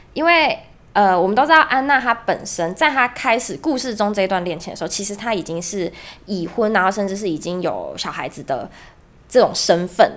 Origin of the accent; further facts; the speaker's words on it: Kaohsiung, Taiwan; 我来自高雄